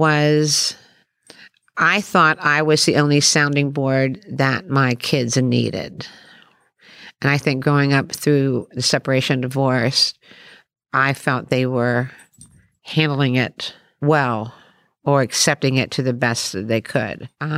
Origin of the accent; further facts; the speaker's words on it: Maryland, United States; when I look back in that little town that I grew up in Western Maryland